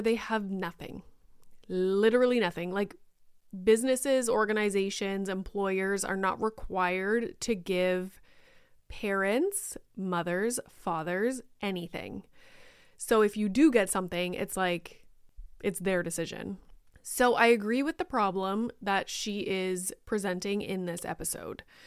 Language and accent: English; Canada; I am Canadian